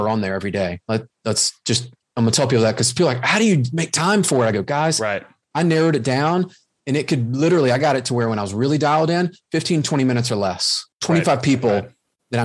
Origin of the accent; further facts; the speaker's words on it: the South, United States; accent: Southern; my Southern accent